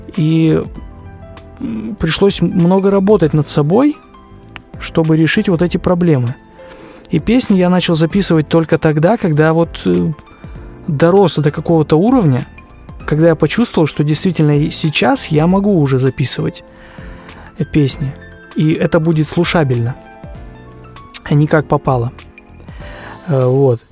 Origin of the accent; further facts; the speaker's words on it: Krasnoyarsk Krai, Russia; Я родился в России, в Красноярском крае, в небольшом поселке. Сейчас проживаю в городе Красноярске